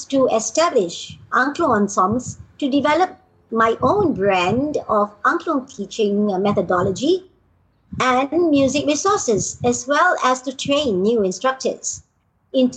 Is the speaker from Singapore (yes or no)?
yes; Singapore; also born or lived in Malaysia; I'm a Singaporean with Indonesian heritage